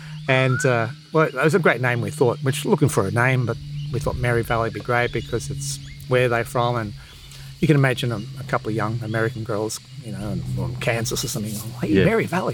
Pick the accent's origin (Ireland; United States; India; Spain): Ireland; I'm Irish. You know, my kids have Irish passports, etc.